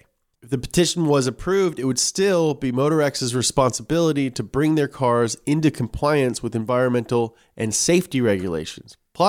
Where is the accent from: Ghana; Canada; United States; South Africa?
United States; Kentucky; I'm from Kentucky.